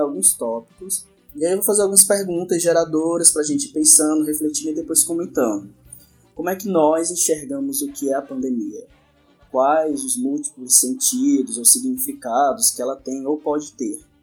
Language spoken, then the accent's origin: Portuguese; Ceará, Brazil; moved away; also born or lived in Amazonas; sou do Ceará, estudando lá na UFAM